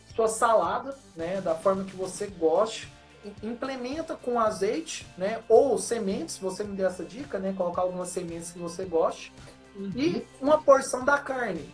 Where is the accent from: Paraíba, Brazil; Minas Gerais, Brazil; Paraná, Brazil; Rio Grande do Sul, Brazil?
Minas Gerais, Brazil; accent: mineiro; sou de Minas.